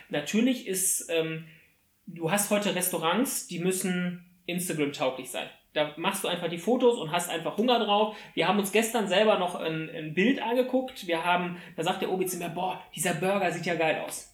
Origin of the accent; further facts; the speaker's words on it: Germany; bei uns in Deutschland